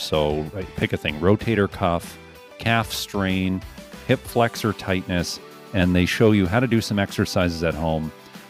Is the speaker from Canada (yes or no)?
yes; Ontario, Canada; I'm from Ontario and I have a family and a job there.